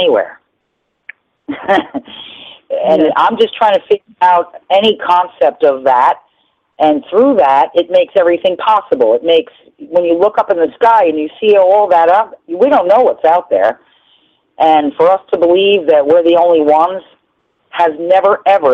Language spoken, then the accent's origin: English; New Rochelle, New York, United States; I lived on Shore Road in New Rochelle